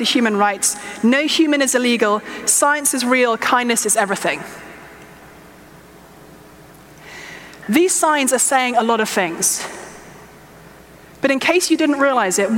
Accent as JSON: {"language": "English", "region": "England", "country": "United Kingdom", "said": "I'm English"}